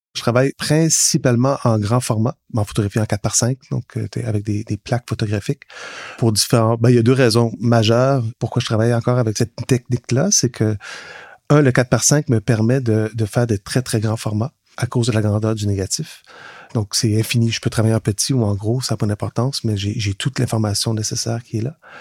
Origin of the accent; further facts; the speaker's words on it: Laurentides, Quebec, Canada; now in Montreal, Canada; Je viens de Laurentides, mais ça fait quand même presque 30 ans maintenant que je suis à Montréal